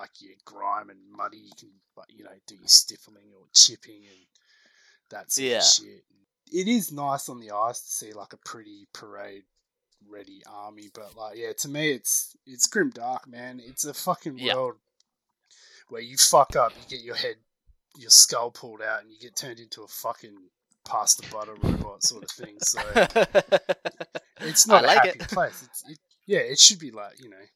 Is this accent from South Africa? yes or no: no; Australia; I'm Australian